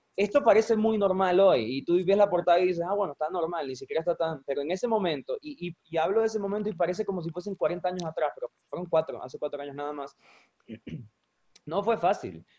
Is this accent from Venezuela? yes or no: yes; Venezuela; somos venezolanos